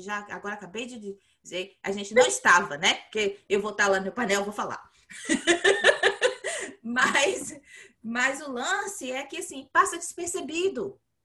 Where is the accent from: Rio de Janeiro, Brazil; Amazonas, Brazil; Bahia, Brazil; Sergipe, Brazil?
Bahia, Brazil; moved away; eu cresci na Bahia